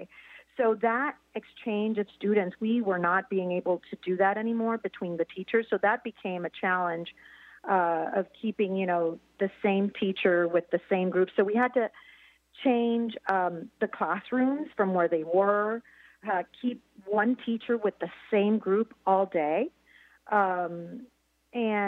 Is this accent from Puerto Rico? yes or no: yes; Puerto Rico; now in Columbia, Missouri, United States; I'm from Puerto Rico, which is a territory, but yeah, I wasn't born here in the United States